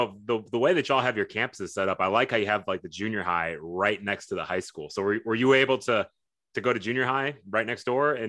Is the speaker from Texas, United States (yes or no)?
yes; Sugar Land, Texas, United States; I'm also a Fort Bend County guy growing up in Sugar Land. I went to Austin High School